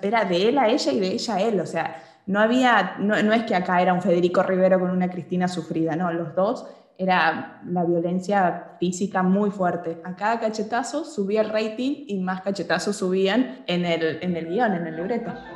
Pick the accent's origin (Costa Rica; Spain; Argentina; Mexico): Argentina; si yo me planto desde Argentina